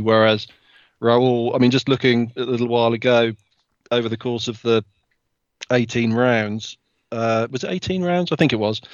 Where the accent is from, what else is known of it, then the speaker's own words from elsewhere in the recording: United Kingdom; as a Brit